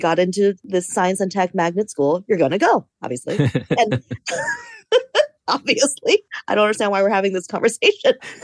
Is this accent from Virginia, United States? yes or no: yes; Fairfax County, Virginia, United States; also born or lived in Carmel, California; I was born in Carmel, California, but I consider myself an East Coast person because I was raised in the Northern Virginia suburbs of DC